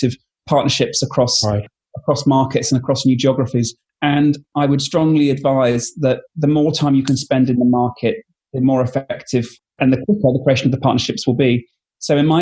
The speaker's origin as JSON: {"language": "English", "country": "United Kingdom", "said": "I'm British"}